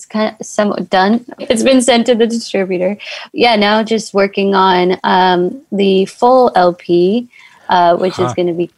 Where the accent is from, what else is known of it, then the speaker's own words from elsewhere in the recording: Des Moines, Iowa, United States; moved away as an adult; also born or lived in Chicago; now in Los Angeles, United States; Yeah, I grew up in Des Moines, Iowa. Born and raised there. I mean, I lived near downtown in Iowa, so I'm kind of used to like the city